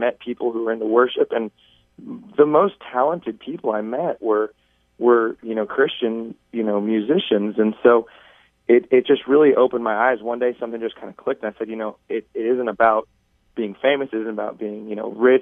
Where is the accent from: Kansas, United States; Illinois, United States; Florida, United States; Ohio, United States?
Kansas, United States; Overland Park; I was born and raised in Overland Park, Kansas, which is just south of Kansas City, Kansas.